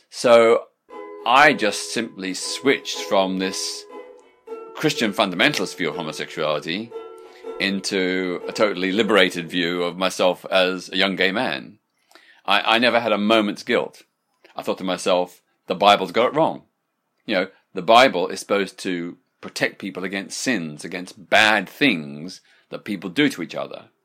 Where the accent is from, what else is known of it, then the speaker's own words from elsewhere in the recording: Australia; when I was growing up in Australia in the nineteen sixties